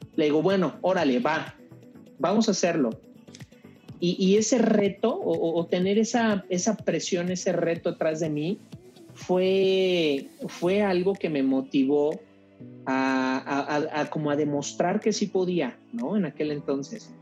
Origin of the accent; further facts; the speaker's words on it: Mexico; somos mexicanos